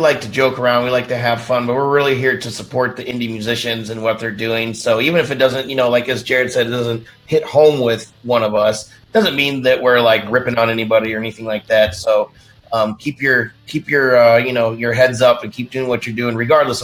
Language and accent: English; Indiana, United States; I'm from Indiana. I'm from the country.